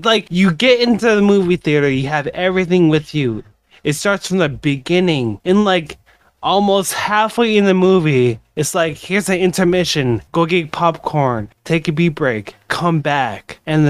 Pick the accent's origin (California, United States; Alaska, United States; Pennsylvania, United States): Alaska, United States; Dillingham; now in Anchorage, United States; I'm from Dillingham, Alaska, all right? I live there right now.